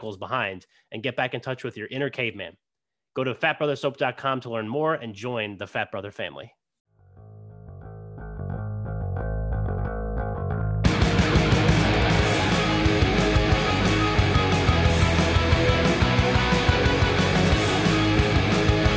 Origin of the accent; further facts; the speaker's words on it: New Jersey, United States; I'm from Jersey, obviously, but played with a team in DC that summer before my senior year.